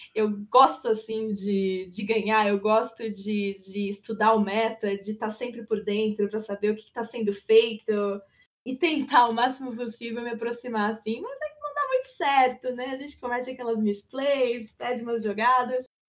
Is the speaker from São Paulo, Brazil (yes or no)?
yes; near Campinas, interior of São Paulo state, Brazil; moved away as an adult; also born or lived in ABC Paulista, Greater São Paulo; now in São Paulo, Brazil; Eu sou natural do ABC, Grande São Paulo, mas eu vivi minha vida inteira no interior paulista, próximo de Campinas